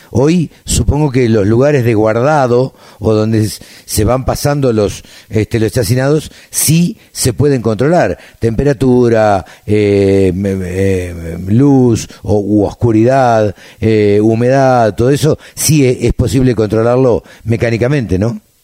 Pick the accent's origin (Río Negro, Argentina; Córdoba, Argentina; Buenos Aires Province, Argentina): Buenos Aires Province, Argentina; Maipú; soy de Maipú